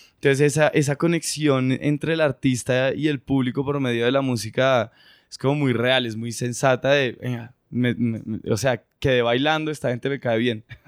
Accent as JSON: {"language": "Spanish", "country": "Colombia", "said": "venimos desde Colombia"}